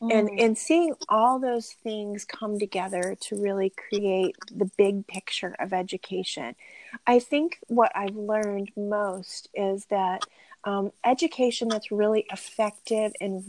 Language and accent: English; Virginia, United States; I am from Virginia, but the two of us together have moved to several different places, really, because our full-time ministry life has taken us to some different opportunities